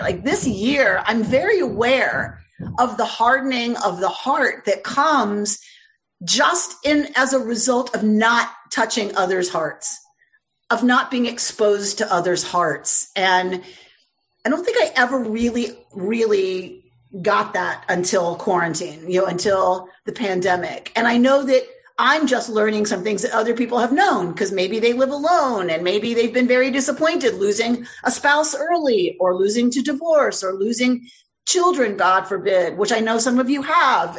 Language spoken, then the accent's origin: English; United States; I'm an American